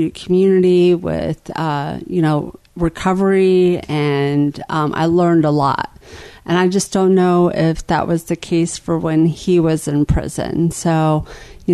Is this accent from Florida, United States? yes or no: yes; Jacksonville, Florida, United States; also born or lived in Lawton, Oklahoma; I was going into third grade when we moved to Jacksonville, Florida